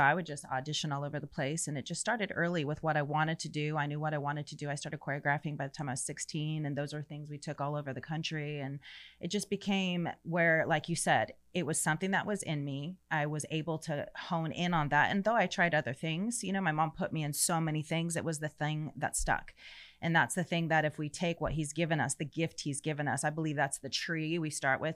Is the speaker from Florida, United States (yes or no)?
yes; St. Petersburg, Florida, United States; moved away as an adult; also born or lived in Orlando / Tampa; now in Texas, United States; I was born and raised in Florida. I was born in Saint Pete, raised in Florida my whole life until God called us to Texas when I was thirty-six years old